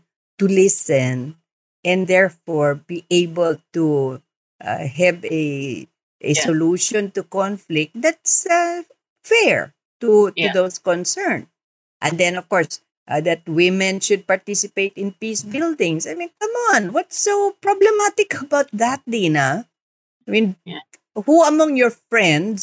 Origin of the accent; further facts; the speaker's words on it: Muslim Mindanao, Philippines; I come from Muslim Mindanao